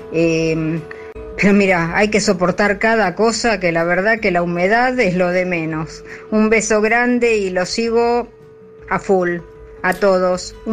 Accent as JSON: {"language": "Spanish", "region": "Buenos Aires", "country": "Argentina", "tie": "born there", "said": "nací en Buenos Aires y uno se acostumbra"}